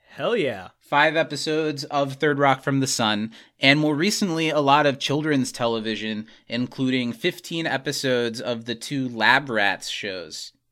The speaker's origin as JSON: {"language": "English", "region": "Indiana", "country": "United States", "said": "Good old Indiana. Good old Indiana. Indiana."}